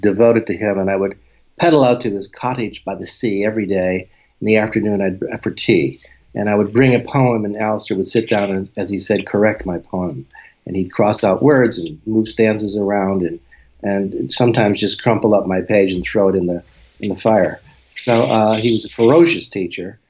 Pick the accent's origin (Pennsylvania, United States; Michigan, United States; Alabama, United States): Pennsylvania, United States; Scranton; moved away as an adult; also born or lived in Pittston, Pennsylvania / St Andrews, Scotland; now in Vermont, United States; When I grew up in Scranton, Pennsylvania